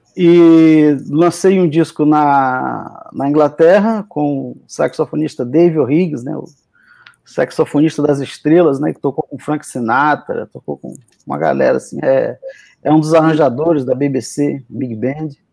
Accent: Rio Branco, Acre, Brazil; moved away as an adult; also born or lived in Rio de Janeiro / London / France / Germany; eu sou de Rio Branco, do Acre, sou filho de cearense

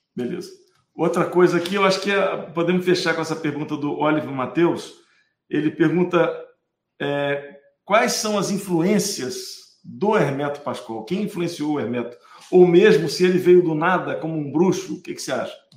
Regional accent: Minas Gerais, Brazil; eu sou mineiro

